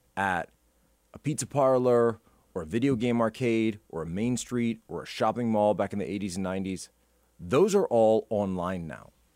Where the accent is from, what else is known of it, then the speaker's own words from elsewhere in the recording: Philadelphia, Pennsylvania, United States; I'm from the Philly area